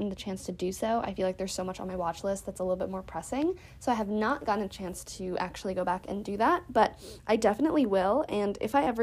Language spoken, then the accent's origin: English; United States; being an American